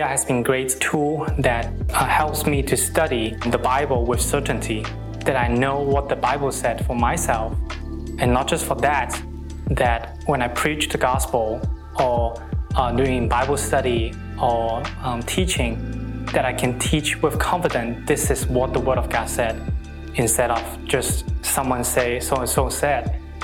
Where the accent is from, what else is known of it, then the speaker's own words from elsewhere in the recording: Hong Kong; I'm from Hong Kong